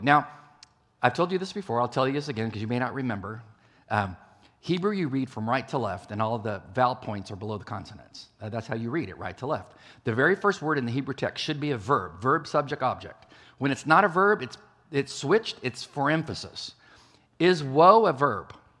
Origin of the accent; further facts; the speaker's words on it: California, United States; moved away as an adult; I traveled out to California, my home state